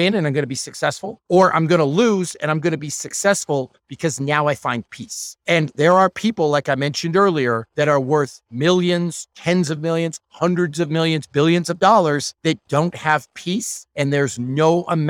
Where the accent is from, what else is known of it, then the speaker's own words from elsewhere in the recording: Northern Ontario, Canada; I'm from Northern Ontario. I'm from a super small town that nobody's ever heard of.